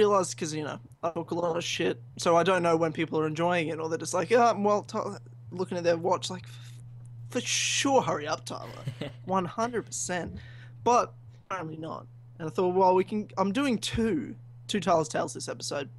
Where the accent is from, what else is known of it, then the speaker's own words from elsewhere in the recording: Melbourne, Victoria, Australia; Melbourne, my hometown